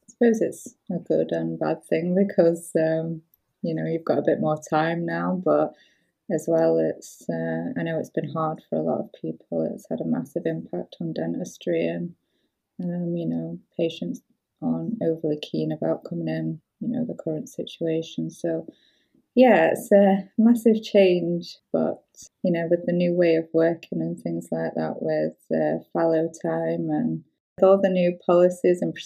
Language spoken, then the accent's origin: English; York, Yorkshire and the Humber, United Kingdom; moved away as an adult; now in Edinburgh, United Kingdom; I'm from York, South Yorkshire